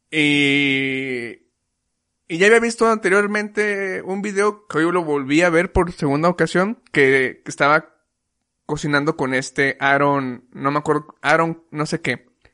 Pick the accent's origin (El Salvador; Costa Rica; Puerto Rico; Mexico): Mexico; nosotros que como mexicanos ya hemos probado un chingo de comida